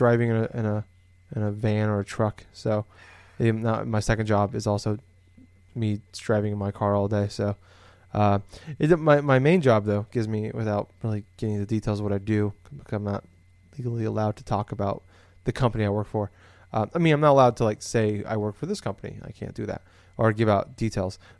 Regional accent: Des Moines, Iowa, United States; I'm from Des Moines, it's the biggest city in Iowa

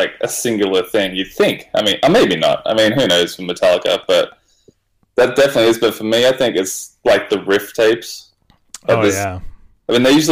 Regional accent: Australia; I'm from Australia

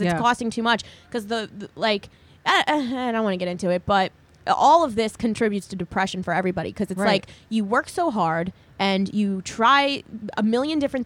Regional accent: New Jersey, United States; now in New York, United States; I grew up in Jersey

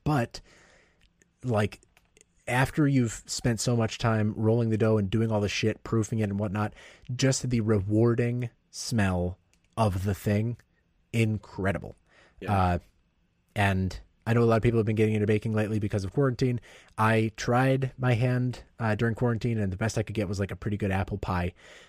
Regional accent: Ohio, United States; born there; also born or lived in Coldwater, Michigan; I was born in Ohio. I don't need to explain this. I moved around a lot as a kid, but one of the towns I spent the most time in as a kid was Coldwater, Michigan.

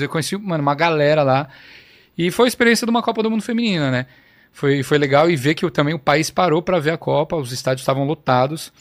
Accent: Brazil; moved away as an adult; now in Australia; sou brasileiro

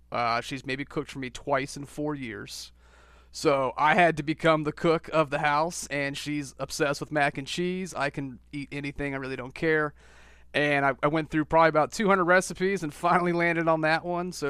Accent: outside Washington D.C., Northern Virginia, United States; moved away as an adult; now in Myrtle Beach, United States; right outside of Washington D.C., actually, Northern Virginia. I grew up in Redskin territory.

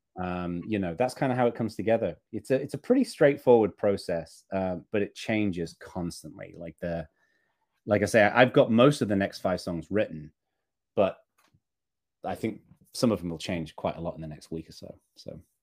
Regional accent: Northern England, United Kingdom; as a kid growing up in Northern England, I lived in a pretty rural part of the U K

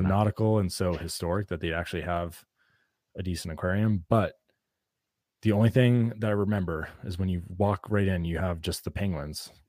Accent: New England, United States; Growing up in New England

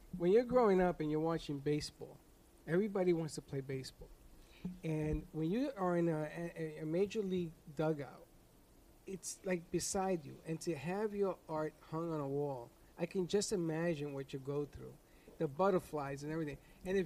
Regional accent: New York, United States; Charlotte, yes, I am a New Yorker.

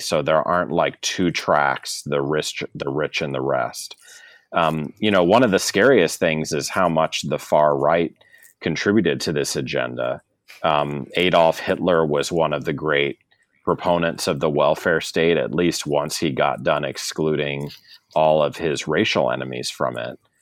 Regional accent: St. Louis, Missouri, United States; moved away as an adult; also born or lived in California / Massachusetts / New York / Connecticut; I'm from St. Louis, Missouri

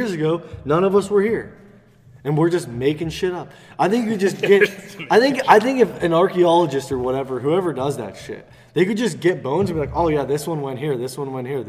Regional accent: United States; I'm an American.

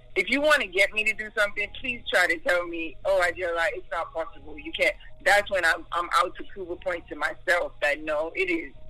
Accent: New York, United States; moved away as an adult; now in Duluth, Georgia, United States; I was born in New York, so most of my years were in New York, back in Staten Island.

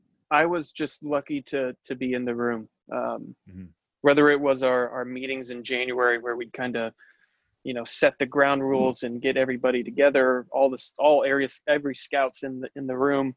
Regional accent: St. Petersburg, Florida, United States; growing up in St. Pete

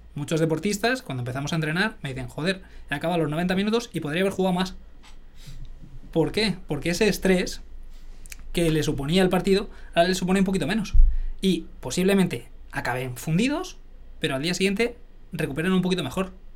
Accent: Arenas de San Pedro, Castile and León, Spain; moved away; also born or lived in Majadahonda; de un pueblecito de Ávila, de Arenas de San Pedro

